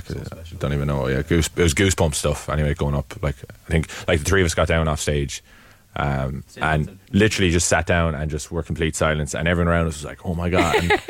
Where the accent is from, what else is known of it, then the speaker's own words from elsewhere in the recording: Wexford, Leinster, Ireland; I grew up in Wexford, rowing around, kind of, it was coastal rowing, so it was like the wooden cots. And I lived just by a river called the Bora, which leads into the Slaney.